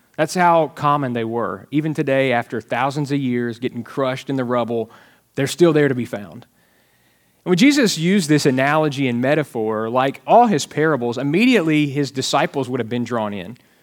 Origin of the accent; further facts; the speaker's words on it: Alabama, United States; now in Texas, United States; I am from Alabama and, uh, grew up wearing shoes and reading and things like that.